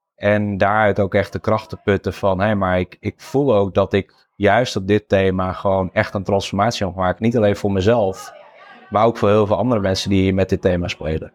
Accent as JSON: {"language": "Dutch", "region": "Friesland", "country": "Netherlands", "tie": "born or raised there", "said": "ik ben geboren en getogen in Friesland"}